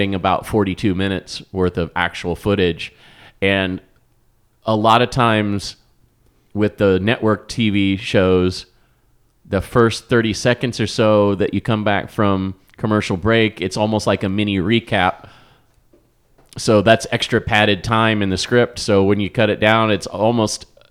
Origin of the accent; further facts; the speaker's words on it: Wichita, Kansas, United States; I grew up in Wichita